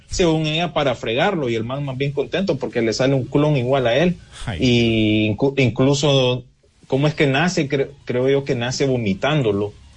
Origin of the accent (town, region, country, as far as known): Honduras